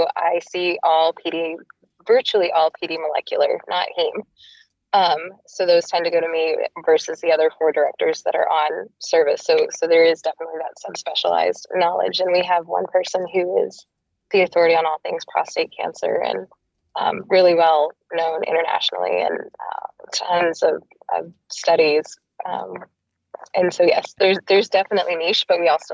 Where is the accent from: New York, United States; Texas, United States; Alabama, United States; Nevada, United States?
Texas, United States; also born or lived in Boston; now in Seattle, United States; I'm from Texas originally and then moved to Boston